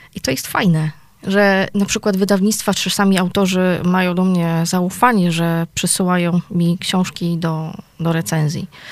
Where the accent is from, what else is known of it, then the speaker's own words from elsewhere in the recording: Gliwice, Silesian Voivodeship, Poland; u nas w Gliwicach